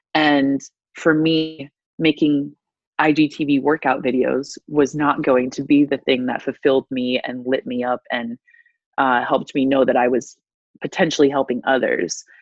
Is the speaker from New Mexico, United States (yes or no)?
no; DeWitt, Iowa, United States; moved away as an adult; also born or lived in Tuscaloosa, Alabama; I was born and raised in DeWitt, Iowa, um, which is about 20 minutes north of Davenport